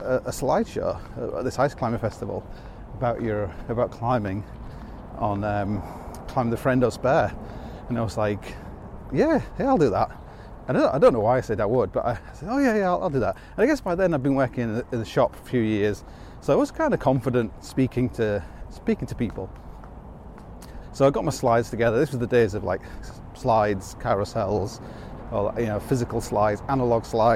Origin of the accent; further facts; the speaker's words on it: Hull, Yorkshire and the Humber, United Kingdom; moved away; when I grew up in Hull